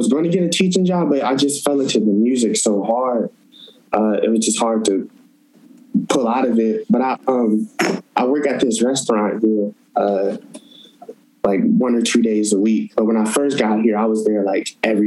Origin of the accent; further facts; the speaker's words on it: Toledo, Ohio, United States; moved away as an adult; now in Portland, United States; I'm from Toledo